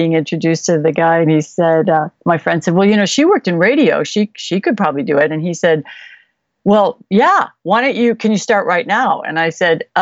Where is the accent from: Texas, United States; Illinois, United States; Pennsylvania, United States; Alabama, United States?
Illinois, United States; Chicago; now in California, United States; I grew up in Chicago